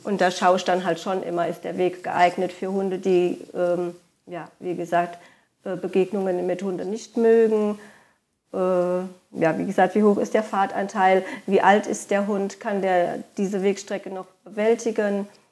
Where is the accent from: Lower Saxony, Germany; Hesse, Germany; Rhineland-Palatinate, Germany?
Rhineland-Palatinate, Germany; Koblenz area; also born or lived in Lahnstein / Westerwald; meine Heimatregion, ähm, sind die Ausläufer dann bei Koblenz am deutschen Eck